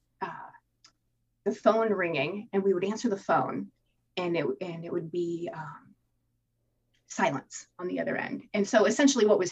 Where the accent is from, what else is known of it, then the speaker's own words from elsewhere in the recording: Tampa, Florida, United States; I was born in Tampa, Florida